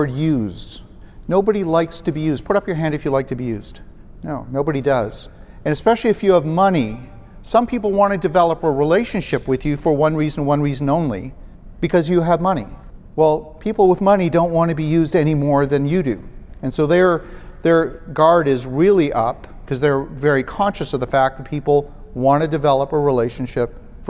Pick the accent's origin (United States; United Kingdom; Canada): Canada; Ottawa, Ontario; Ottawa, Canada, which is my hometown